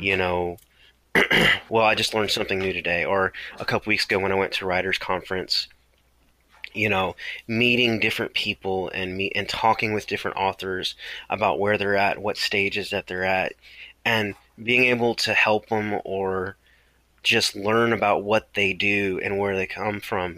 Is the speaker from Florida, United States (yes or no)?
yes; Palatka, Florida, United States; I grew up in Florida in uh, near St. Augustine, small town called Palatka